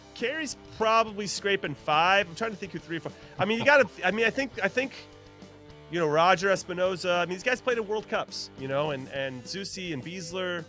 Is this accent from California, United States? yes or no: yes; California, United States; moved away as an adult; also born or lived in Kansas City; I'm from California, so I'm back to my roots